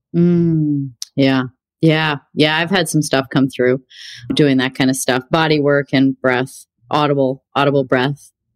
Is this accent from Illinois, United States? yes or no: yes; Illinois, United States; also born or lived in Wisconsin; I grew up in Illinois. I was born in Wisconsin, but we lived like 1.8 miles from the border of Wisconsin